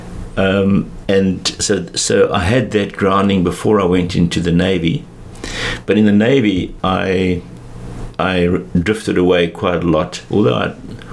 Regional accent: Johannesburg, Gauteng, South Africa; also born or lived in England; I grew up in Joburg

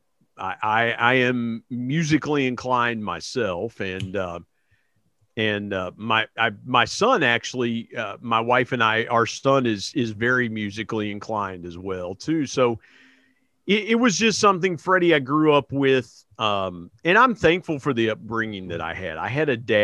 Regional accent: Belpre, Ohio, United States; also born or lived in Huntington, West Virginia / Parkersburg, West Virginia; Belpre, Ohio is right across the river, and that's where I grew up, the little town I grew up

